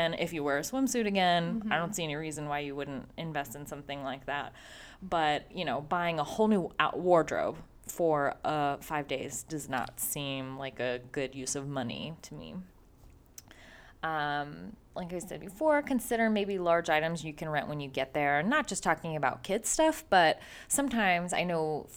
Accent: Midwest, United States; we're from the Midwest

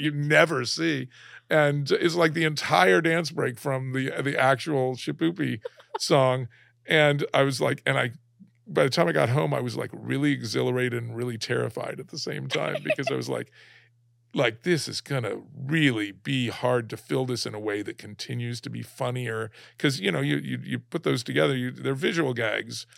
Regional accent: Alabama, United States; moved away; also born or lived in San Diego; growing up in Alabama

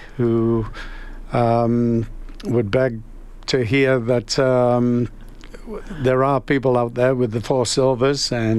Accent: Calgary, Alberta, Canada; now in Edmonton, Canada; Early days, because I came from Calgary, I brought a number of Calgary boys up to Edmonton.

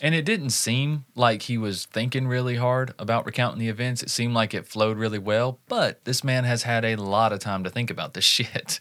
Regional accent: Southeast, United States; my hometown and local counties around in the Southeast

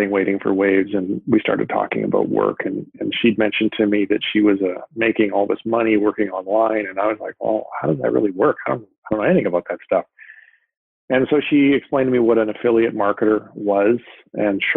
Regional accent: Vancouver, British Columbia, Canada; moved away as an adult; now in San Diego, United States; I moved from Vancouver, where I'm originally from, down to San Diego

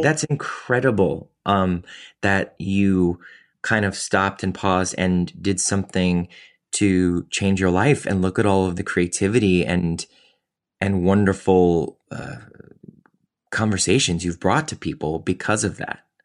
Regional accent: Cleveland, Ohio, United States; moved away; also born or lived in New York; I was from Cleveland

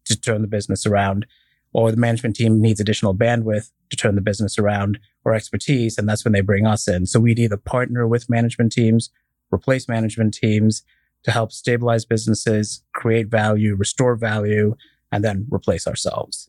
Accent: Dubai, United Arab Emirates; moved away as an adult; also born or lived in Indiana, United States; now in United States; I was born and raised in Dubai, came here, uh, to go to college, went to Purdue

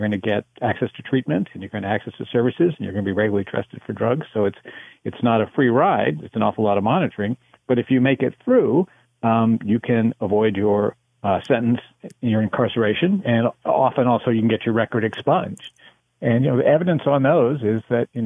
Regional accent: United States; I am American

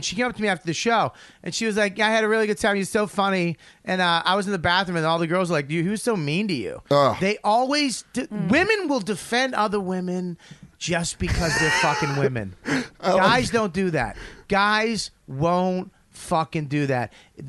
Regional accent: Australia; I'm not fucking white. I'm Australian.

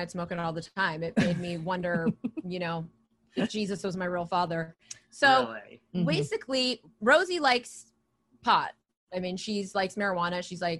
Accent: West Coast, United States; I'm from the West Coast.

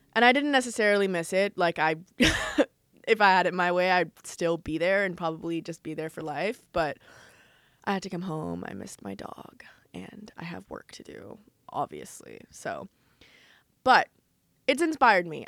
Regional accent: United States; now in Los Angeles, United States; Growing up in America, especially living in L

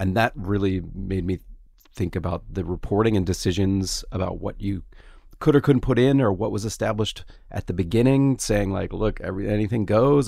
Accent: Gainesville, United States; born there; I was born in Gainesville.

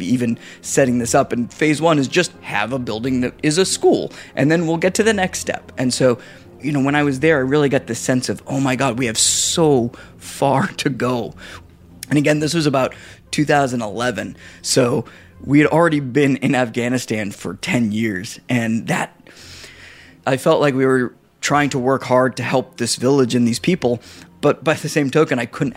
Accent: Massachusetts, United States; moved away; I'm from Massachusetts originally, so a lot of my friends are massholes

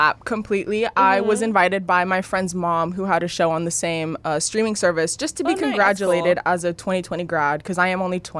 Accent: Los Angeles, California, United States; I'm from here, born and raised in LA. Cool. The Valley.

